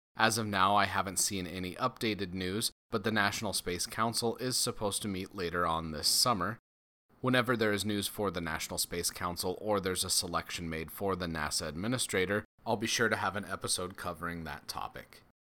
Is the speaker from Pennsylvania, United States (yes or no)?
no; Loveland, Colorado, United States; my hometown, Loveland, Colorado